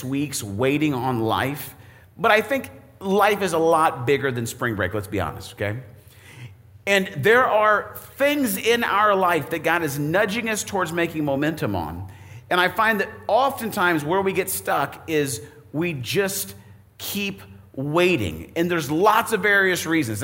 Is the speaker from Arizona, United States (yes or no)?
yes; Arizona, United States; now in Indiana, United States; I grew up in Arizona.